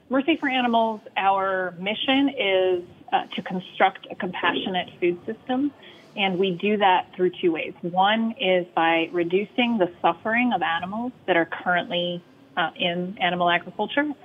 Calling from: Atlanta, Georgia, United States

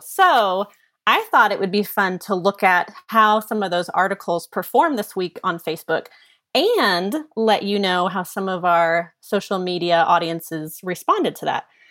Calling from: Kansas City, Missouri, United States; I'm calling from Kansas City, bringing some Midwestern flavor here.

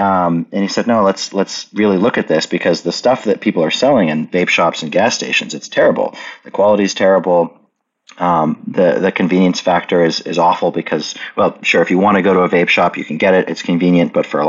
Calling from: Oklahoma City, Oklahoma, United States; I am in Oklahoma City, which is Mood's physical nexus

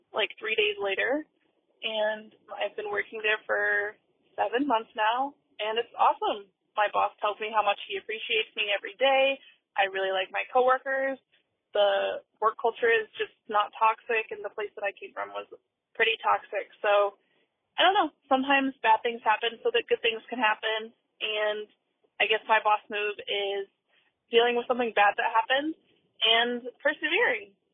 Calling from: Columbus, Ohio, United States; I'm calling from Columbus, Ohio.

